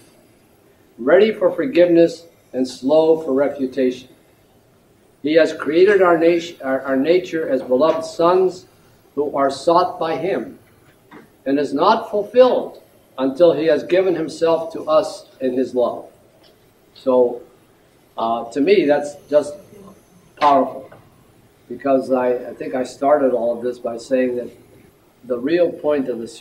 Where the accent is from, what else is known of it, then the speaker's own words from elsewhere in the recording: Youngstown, Ohio, United States; when I was a young boy growing up in Youngstown, Ohio